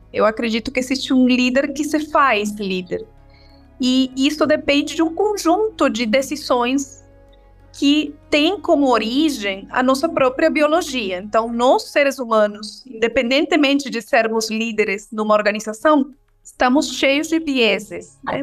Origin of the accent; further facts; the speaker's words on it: Venezuela; Portuguese is a second language; moved away as an adult; now in Brazil; Eu sou venezuelana, moro no Brasil há 13 anos